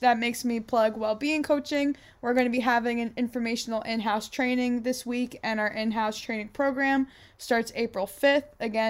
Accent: New York, United States; we're from New York.

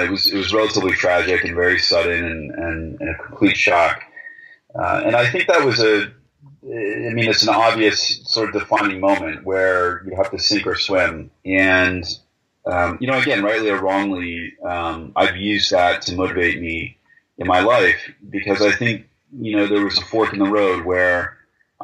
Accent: United States; moved away; as an American.

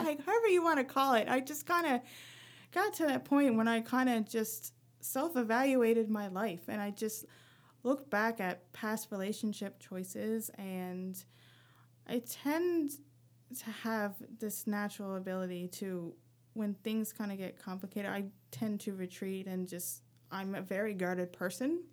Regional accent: rural Newfoundland, Newfoundland and Labrador, Canada; moved away as an adult; now in Halifax, Canada; growing up in Newfoundland

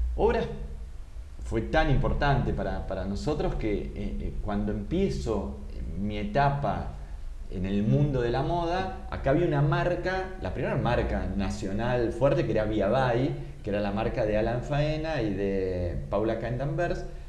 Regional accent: Argentina

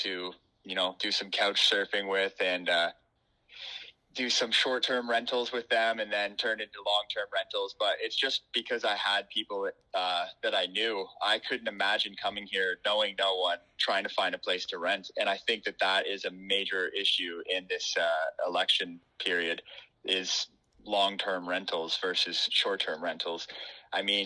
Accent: Barrie, Ontario, Canada; moved away as an adult; now in Haliburton County, Canada; I'm from Barrie and grew up there my whole life

